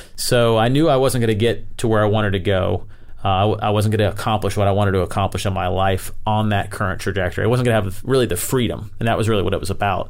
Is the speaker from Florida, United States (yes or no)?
yes; Tampa, Florida, United States; I grew up in Florida, uh, in the Tampa area.